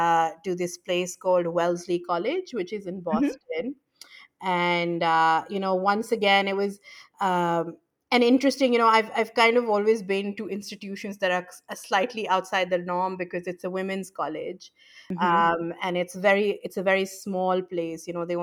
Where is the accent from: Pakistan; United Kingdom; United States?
Pakistan; So, I was born and raised in Pakistan, like I said